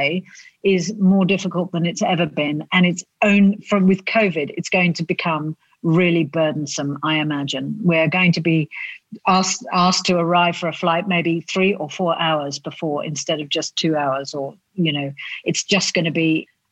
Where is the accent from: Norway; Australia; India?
Australia; South Australia; this tiny little pair of South Australians who thought that they could set up a travel magazine